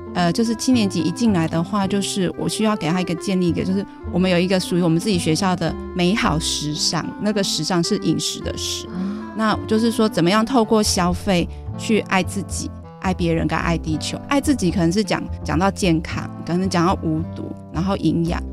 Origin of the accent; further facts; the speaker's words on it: Taipei, Taiwan; 因为我是台北市长大的